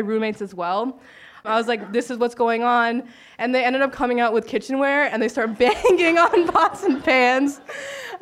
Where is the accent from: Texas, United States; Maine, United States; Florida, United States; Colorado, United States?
Florida, United States; Miami; moved away as an adult; now in Sitka, United States; I'm from Miami